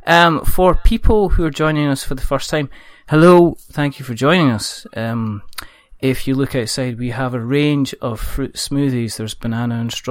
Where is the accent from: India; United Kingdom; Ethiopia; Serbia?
United Kingdom; Scotland